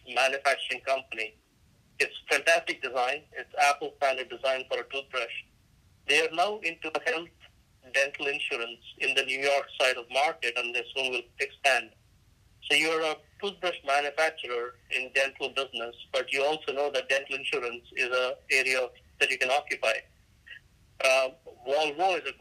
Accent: India; moved away; I'm Indian by ethnicity

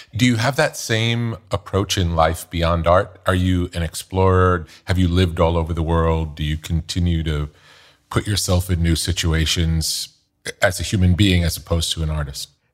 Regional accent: New York, United States; growing up in New York

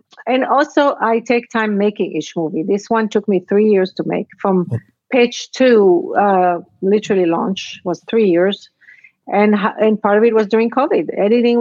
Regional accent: Israel; moved away as an adult; also born or lived in Casablanca, Morocco; I was born in Casablanca, raised in Israel, immigrated here

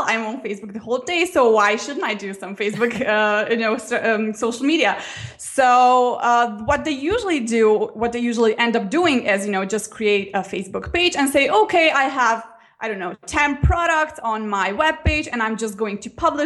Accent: Slovenia; So it's a small country, only 2 million inhabitants. So we're really, really small.

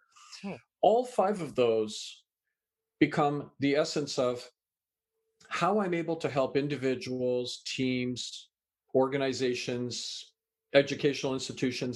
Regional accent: Canada; also born or lived in England; I was born in England, raised in Canada

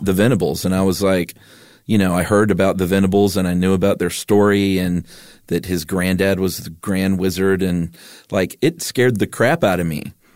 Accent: Stone Mountain, Georgia, United States; I grew up in Stone Mountain, Georgia

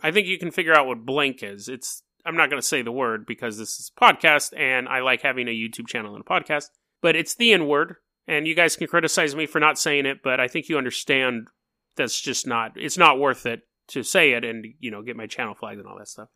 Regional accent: Sacramento, California, United States; I'm from Sacramento

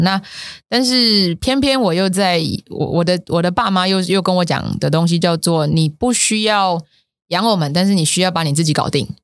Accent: Taiwan; moved away as an adult; 我回来台湾十年了

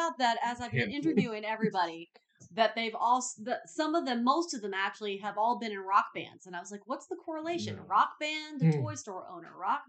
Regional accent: Houston, Texas, United States; moved away; they are based in my hometown of Houston, Texas.

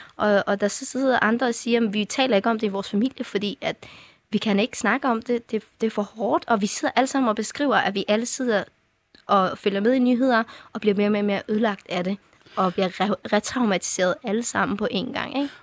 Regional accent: Afghanistan; now in Denmark; jeg var fra Afghanistan

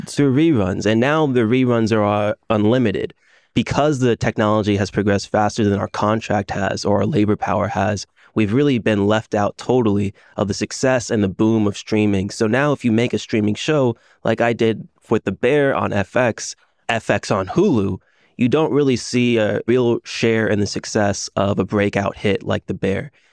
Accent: Orlando, Florida, United States; I'm from Orlando, Florida.

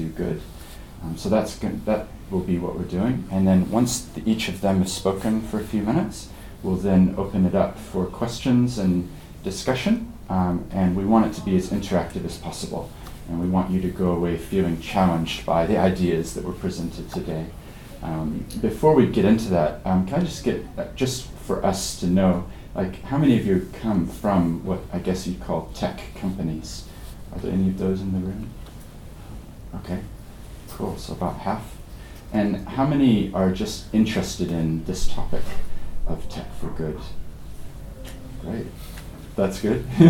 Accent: Christchurch, Canterbury, New Zealand; despite my accent, I actually grew up here in Christchurch

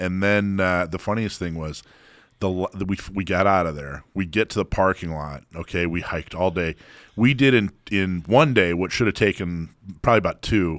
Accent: Florida, United States; also born or lived in Hawaii; I remember I grew up in Florida and Hawaii.

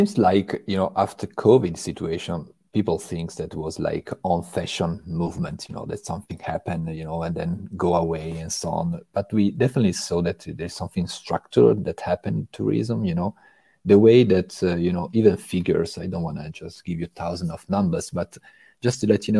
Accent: Italy; English is a second language; moved away as an adult; now in France; And I'm coming actually from Italy. It's almost 22 years that I am right now in France.

